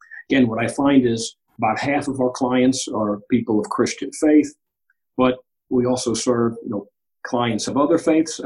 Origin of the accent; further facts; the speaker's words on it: New York City, New York, United States; moved away as an adult; now in Maryland, United States; I grew up in Queens, New York. I'm Greek American.